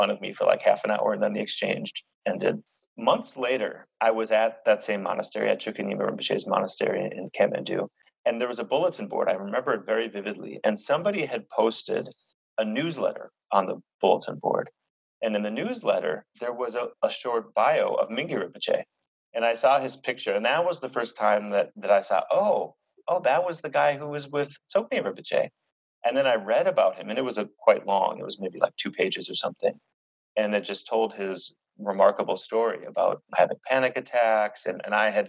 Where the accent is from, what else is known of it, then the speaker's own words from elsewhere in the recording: United States; moved away; I'm that American guy